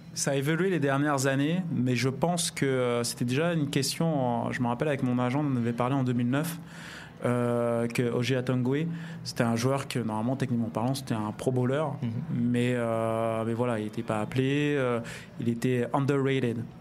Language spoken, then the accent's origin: French; France; on est français